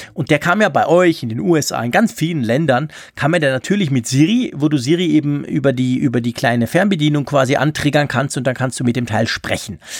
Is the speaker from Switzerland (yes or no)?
yes; Switzerland; accent: Swiss German-accented German; mit meinem komischen ähm, Schweizerdeutsch-Deutsch